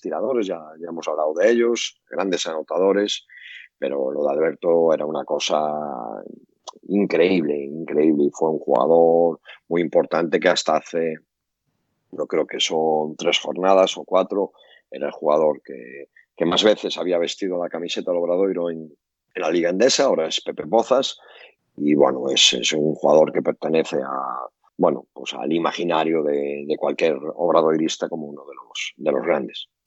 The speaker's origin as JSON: {"language": "Spanish", "region": "Galicia", "country": "Spain", "accent": "Galician", "said": "por mi acento eh, gallego"}